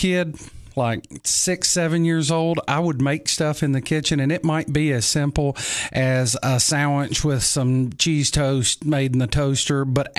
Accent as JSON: {"language": "English", "region": "Tennessee", "country": "United States", "tie": "born or raised there", "also_born_or_lived": "Nashville", "said": "I grew up in West Tennessee in the cotton fields, growing up in the country. And when we were about, I guess I was 10 years old, we moved to Nashville."}